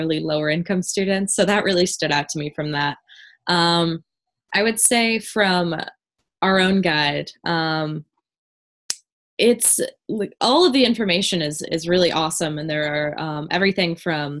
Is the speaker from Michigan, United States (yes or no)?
yes; Warren, Michigan, United States; Warren, my hometown